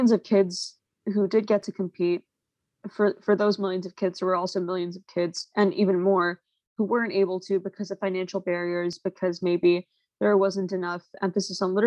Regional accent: New York, United States; I'm from New York

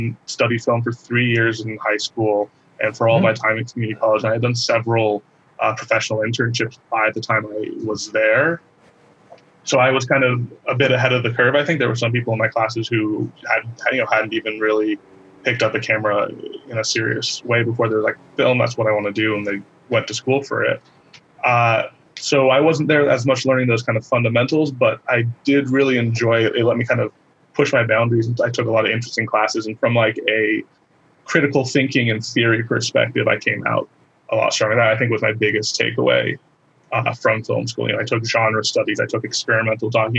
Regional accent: San Francisco Bay Area, California, United States; moved away as an adult; now in Los Angeles, United States; I'm originally from the San Francisco Bay Area

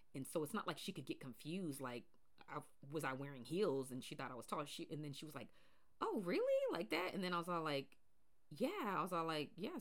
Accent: Pacific Northwest, United States; I grew up in the Pacific Northwest

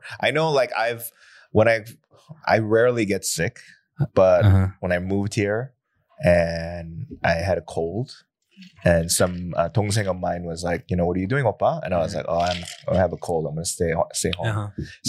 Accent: United States; because at the end of the day, I'm so American, right?

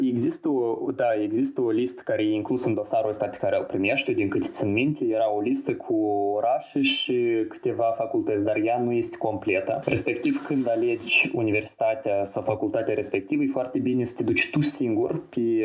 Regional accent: Chișinău, Moldova; moved away as an adult; now in Lyon, France; vin uh, din Chișinău, uh, din sectorul Băicani.

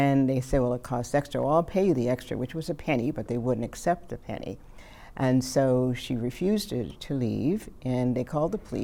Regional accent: Cape Breton, Nova Scotia, Canada; Cape Breton, where I was born and raised

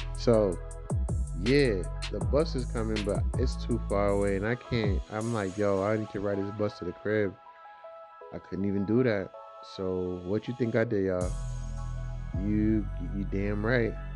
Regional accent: Boston, Massachusetts, United States; I'm from Dorchester, you know. You know, like the heart of Dorchester.

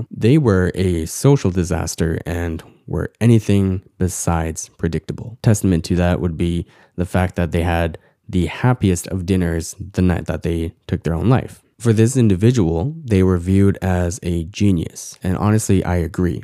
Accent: Canada; Growing up as Korean Canadian

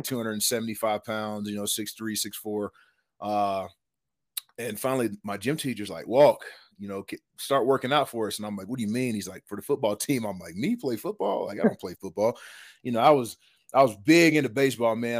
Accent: East Tennessee, United States; moved away; Grew up in East Tennessee

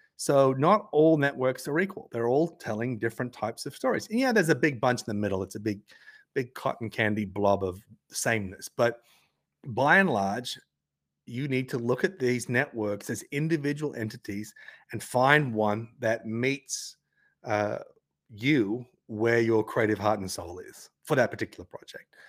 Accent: Tasmania, Australia; accent: Australian, Tasmanian; my Australian accent, my Tasmanian guttural intonations

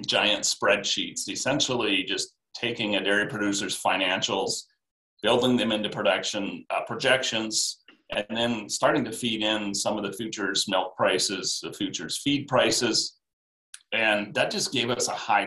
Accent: Iowa, United States; I grew up in Iowa on a feedlot

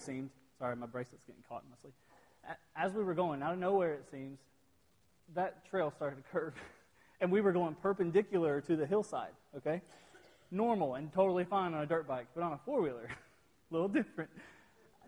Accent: Virgie, Kentucky, United States; also born or lived in Pikeville, Kentucky; I'm from Virgie, Kentucky

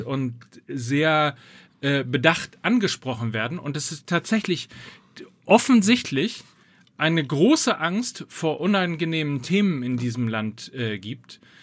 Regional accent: North Rhine-Westphalia, Germany; ich komme ja aus Ostwestfalen

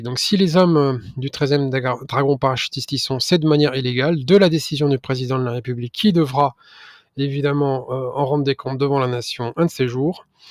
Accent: France; en tant que Français

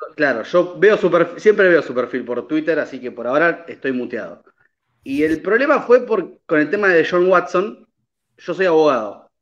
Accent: Argentina

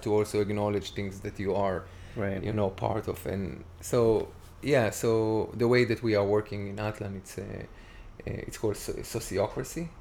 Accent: Tiberias, Northern District, Israel; moved away; i born and raised in israel and my hometown and that my my parents still there live there my brother it's called tiberias

